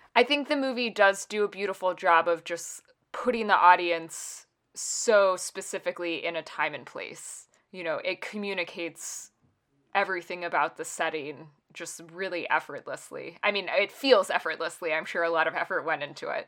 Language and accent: English; United States; as an American